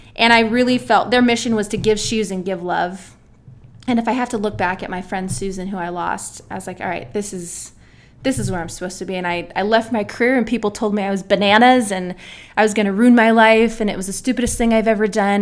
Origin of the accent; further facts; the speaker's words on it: San Diego, California, United States; moved away as an adult; now in Nebraska, United States; I am from San Diego, California